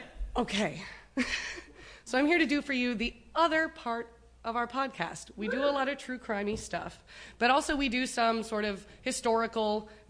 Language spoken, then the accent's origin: English; Wisconsin, United States; We're from Wisconsin. I'm going to talk about Peshtigo.